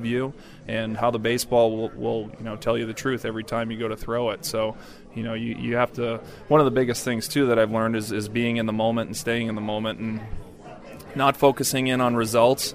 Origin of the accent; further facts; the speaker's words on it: Boston, Massachusetts, United States; I grew up in Boston